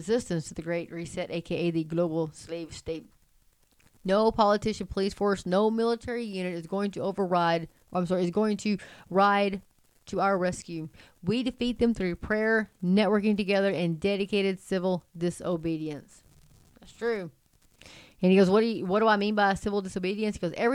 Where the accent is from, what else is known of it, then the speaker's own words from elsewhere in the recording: Texas, United States; as a Texan